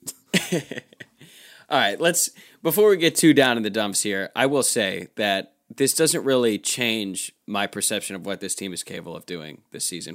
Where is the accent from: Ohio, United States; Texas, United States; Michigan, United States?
Ohio, United States; Cleveland; I grew up in Cleveland